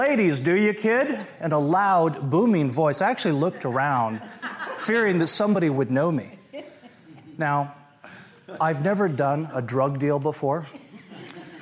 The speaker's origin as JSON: {"language": "English", "town": "Portland", "region": "Oregon", "country": "United States", "tie": "born or raised there", "said": "I grew up in Portland, Oregon"}